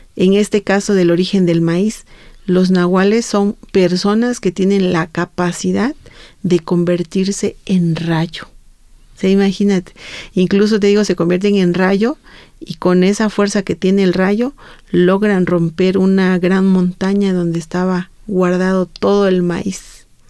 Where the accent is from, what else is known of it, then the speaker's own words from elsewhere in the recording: Santo Domingo Chontecomatlán, Oaxaca, Mexico; hay un cerro sagrado allá, en, sobre todo en mi pueblo, en Santo Domingo Matlán